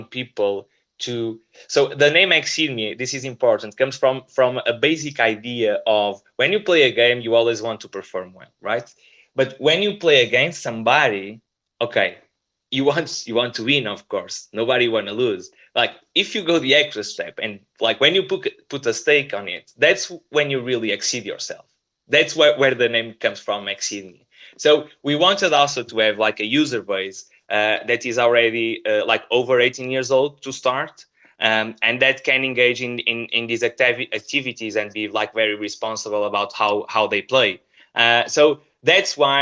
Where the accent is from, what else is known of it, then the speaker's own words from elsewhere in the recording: Portugal; we are from Portugal